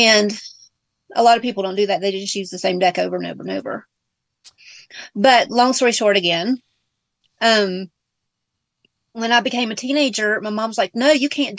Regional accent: Georgia, United States; accent: Southern; now in Big Bear, United States; I'm from Georgia. That's why I have the Southern accent too

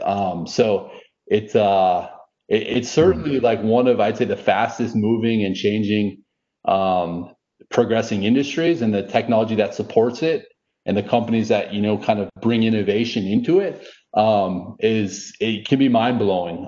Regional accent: just outside of Minneapolis, Minnesota, United States; now in Dallas, United States; I grew up just outside of Minneapolis

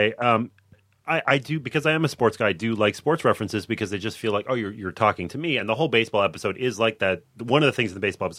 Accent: Montreal, Quebec, Canada; So I grew up in Montreal.

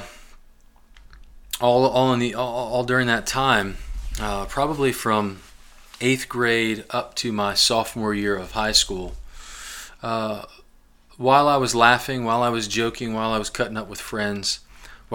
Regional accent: Glasgow, Kentucky, United States; also born or lived in Lima, Ohio / North Canton, Ohio; when I was 8 years old, our family moved to southern Kentucky, south central Kentucky, a town called Glasgow, Kentucky

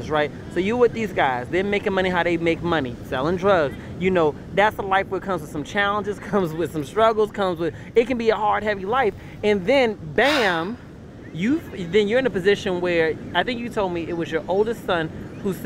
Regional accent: Temple Hills, Maryland, United States; also born or lived in Texas; I'm from Texas, but I spent most of my childhood in Temple Hills, Maryland

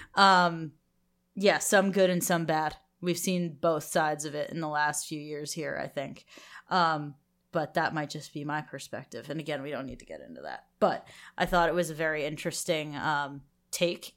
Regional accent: United States; we're American

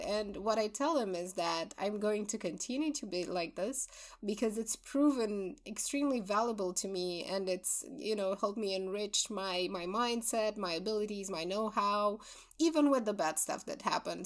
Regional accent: Romania; we're both from Romania

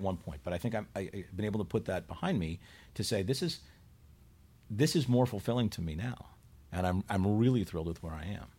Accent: Chicago, Illinois, United States; moved away; also born or lived in Buffalo; I grew up in Chicago

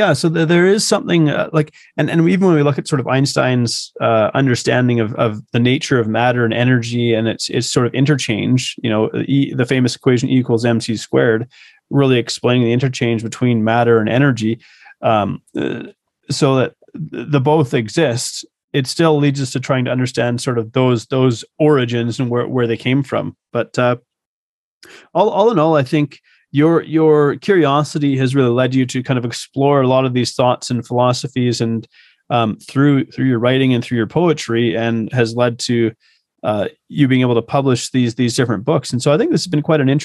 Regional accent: Canada; I'm a Canadian

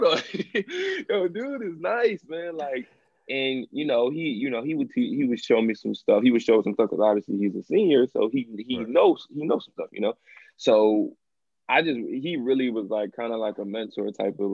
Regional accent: Chester, Pennsylvania, United States; also born or lived in Delaware; I'm from Chester

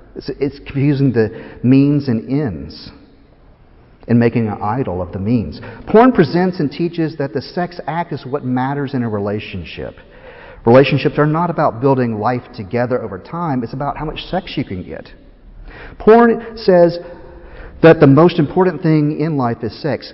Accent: Tennessee, United States; moved away as an adult; also born or lived in Chattanooga, Tennessee; now in Philadelphia, United States; I'm from Tennessee

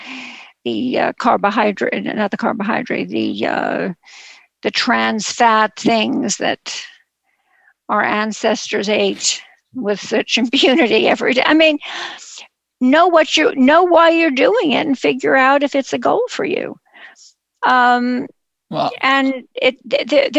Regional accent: New York City, New York, United States; a Jewish girl growing up in Brooklyn

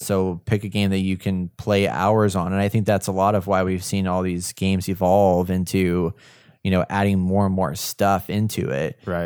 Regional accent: Texas, United States; accent: Texas; my Texas accent

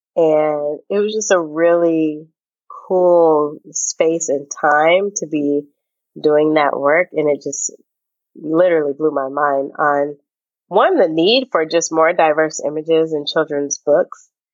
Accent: Bellevue, Washington, United States; moved away; growing up in Seattle, um, literally in Bellevue, uh, which is the even more white suburb of the city

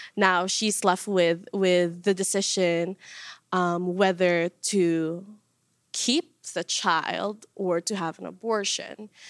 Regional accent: Mexico; moved away; I come from Mexico

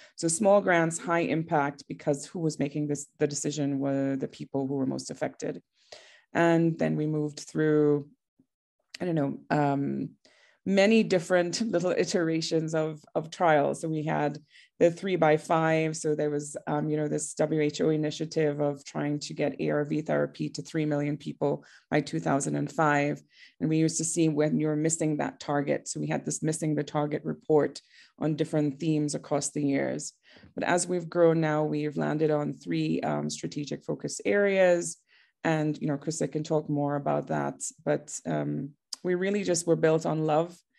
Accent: Trinidad & Tobago; now in Johannesburg, South Africa; I am from Trinidad originally, which is a very tiny island in the Caribbean

